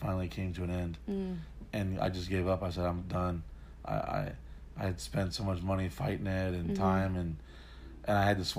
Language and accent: English; New Orleans, Louisiana, United States; born there; also born or lived in Texas / San Diego / South Carolina; Yeah, I mean, I was born in New Orleans.